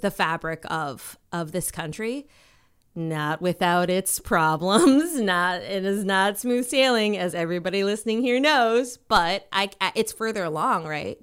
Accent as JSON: {"language": "English", "region": "Minnesota", "country": "United States", "tie": "born or raised there", "also_born_or_lived": "Washington, D.C.", "said": "growing up for me was like, it was, um, in Minnesota. Um, I was born in Washington, D C. Then we moved to Minnesota."}